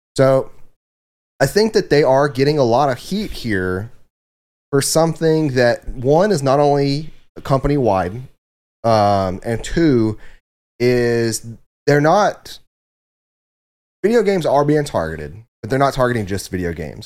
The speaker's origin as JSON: {"language": "English", "region": "the South", "country": "United States", "said": "we are also from the South"}